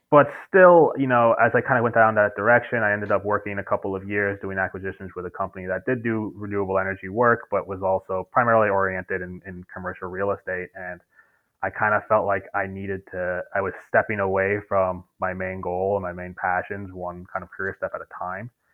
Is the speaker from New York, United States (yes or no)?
yes; New York, United States; also born or lived in Maine / Colombia; I grew up in New York, uh, lived in Manhattan until I was 12, moved to Brooklyn